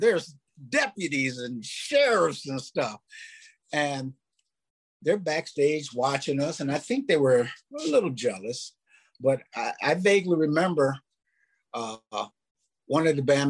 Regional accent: Minneapolis, Minnesota, United States; growing up in Minneapolis, and you know, Minneapolis was 1% Black back then, maybe a little higher

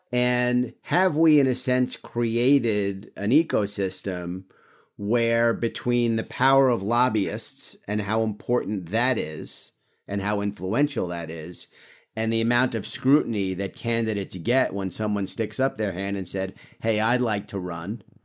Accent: New York, United States; I'm a New Yorker

